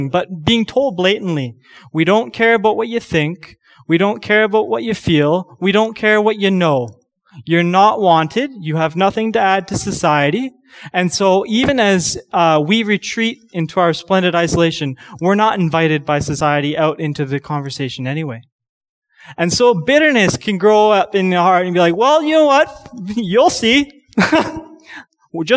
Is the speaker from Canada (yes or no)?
yes; Canada; a Canadian young man